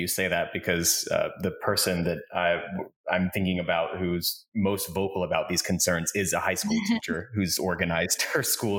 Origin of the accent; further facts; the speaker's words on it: Pennsylvania, United States; moved away; I grew up in a really, really small town in Pennsylvania.